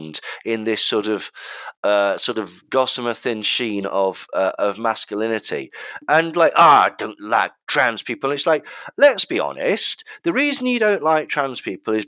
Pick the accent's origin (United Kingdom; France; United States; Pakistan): United Kingdom; England